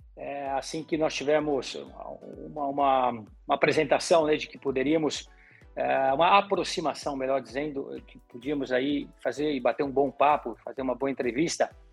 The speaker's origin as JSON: {"language": "Portuguese", "area": "Gaúcho", "region": "Rio Grande do Sul", "country": "Brazil"}